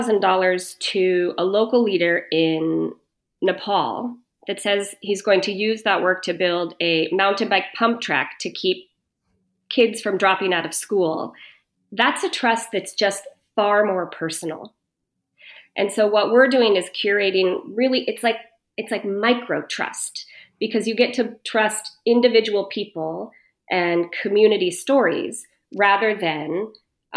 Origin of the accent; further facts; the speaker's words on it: United States; I was born and raised in the States